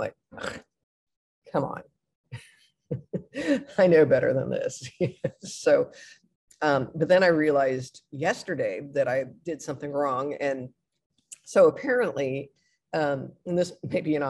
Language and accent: English; Midwest, United States; moved away as an adult; also born or lived in Gainesville, Florida; I'm from the Midwest